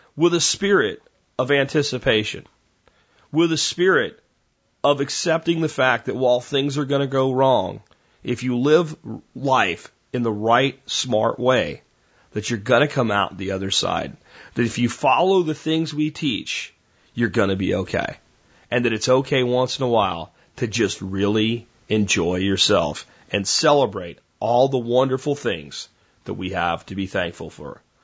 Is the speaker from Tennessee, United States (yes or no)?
no; Florida, United States; accent: Florida; also born or lived in Pennsylvania; I moved from Pennsylvania to Florida with my family.